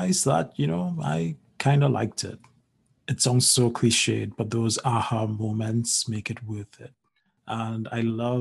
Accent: Barataria, Trinidad & Tobago; also born or lived in San Fernando, Trinidad; I grew up in the north end of Trinidad. So just like 10 minutes outside of the capital city of Port of Spain, in a lovely town called Barataria.

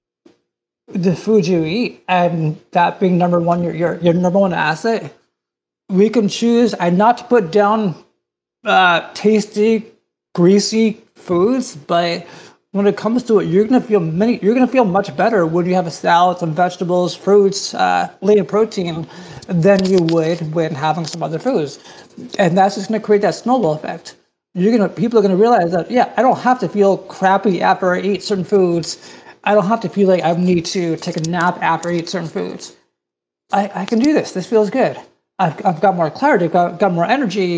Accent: New Jersey, United States; I grew up in New Jersey, and I went to the Jersey Shore

